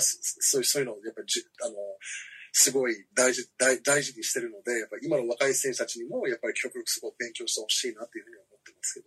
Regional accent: Washington, District of Columbia, United States; also born or lived in Hiroshima, Japan; now in Matsue, Japan; 僕はあの実はワシントン DC 出身

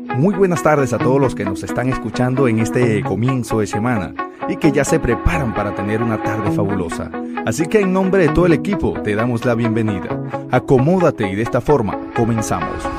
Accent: Costa Rica

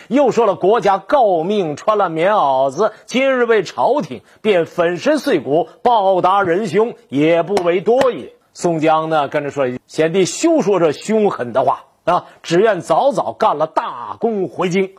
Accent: Longkou, Shandong, China; 我是山东龙口，我过去叫黄县

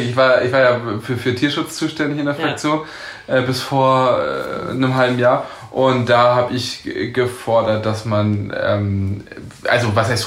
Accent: Kiel, Schleswig-Holstein, Germany; als Kieler sagen.

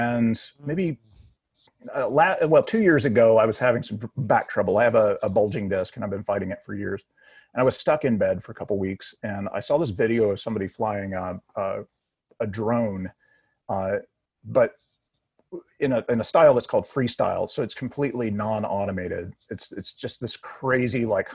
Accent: Nashville, Tennessee, United States; also born or lived in Los Angeles, California / Kingston Springs, Tennessee; I actually grew up here, graduated from Cheatham County Central High School

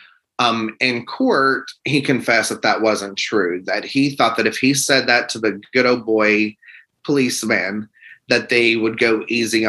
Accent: the South, United States; I am an open gay man and I am from the South

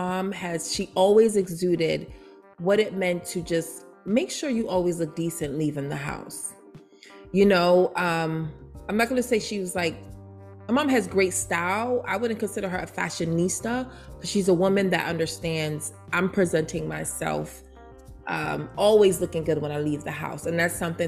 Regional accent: New York City, New York, United States; moved away; also born or lived in Baltimore, Maryland; Growing up in Brooklyn, New York, come on, Jay's all day, Tommy Hilfiger.

